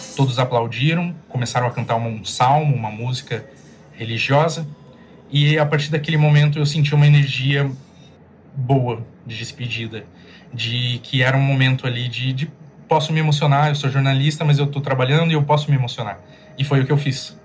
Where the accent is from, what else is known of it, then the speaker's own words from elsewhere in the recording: interior of São Paulo, Brazil; Eu sou do interior de São Paulo